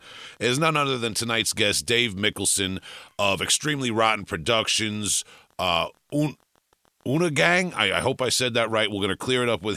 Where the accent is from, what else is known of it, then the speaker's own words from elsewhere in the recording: Long Island, New York, United States; I'm from New York, Long Island